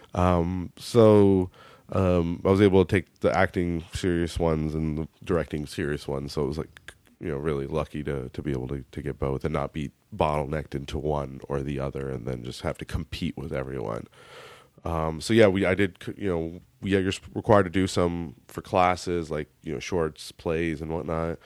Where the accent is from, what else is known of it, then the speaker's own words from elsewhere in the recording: United States; accent: American; my American accent